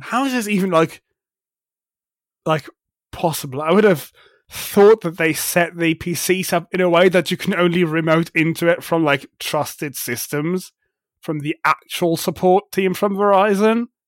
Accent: Germany; I am from Germany

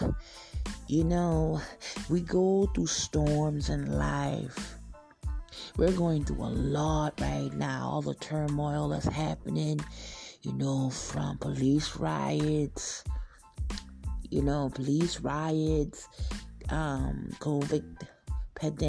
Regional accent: the South, United States; I'm from the South

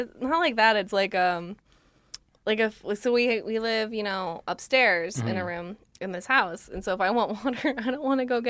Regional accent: Folsom, California, United States; moved away as an adult; now in Los Angeles, United States

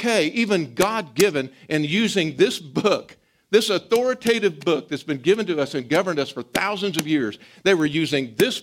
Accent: United States

